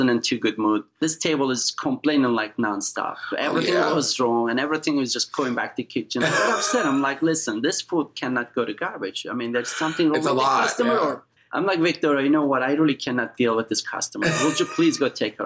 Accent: eastern Turkey, Erzincan, Turkey; now in United States; As you know, I'm from Turkey

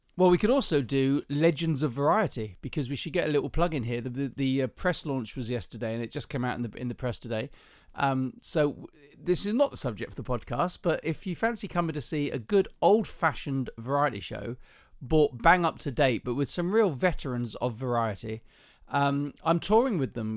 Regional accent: the south of England, United Kingdom; Being a southerner

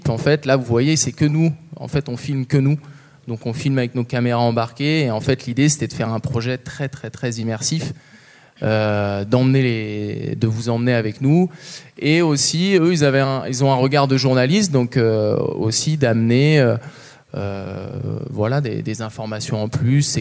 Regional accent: Chamonix, Auvergne-Rhône-Alpes, France; now in Vallorcine, France; moi, je suis né, j'ai grandi à Chamonix, j'ai toujours été baigné dans la verticalité de Chamonix. Euh, actuellement, j'habite Valorcine

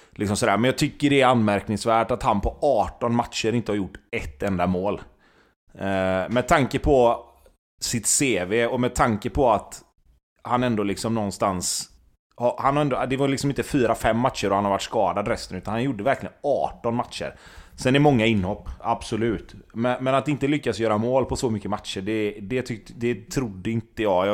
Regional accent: Gothenburg, Västra Götaland, Sweden; jag är från Göteborg

